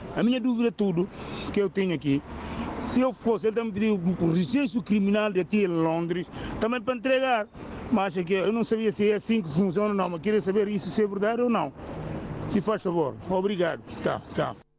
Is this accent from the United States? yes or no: no; Guinea-Bissau; now in United Kingdom; Eu sou da Guiné-Bissau